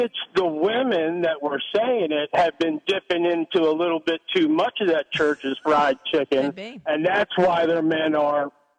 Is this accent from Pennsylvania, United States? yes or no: no; Dayton, Ohio, United States; I'm from Dayton.